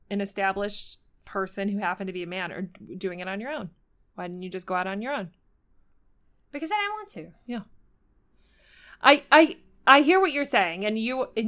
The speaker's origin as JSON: {"language": "English", "town": "Buffalo", "region": "New York", "country": "United States", "said": "I'm from Buffalo, New York."}